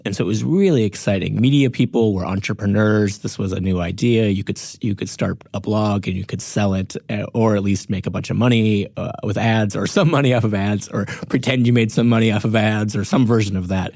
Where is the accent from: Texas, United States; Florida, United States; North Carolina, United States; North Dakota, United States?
North Dakota, United States; born or raised there; moved away; also born or lived in Grand Forks, North Dakota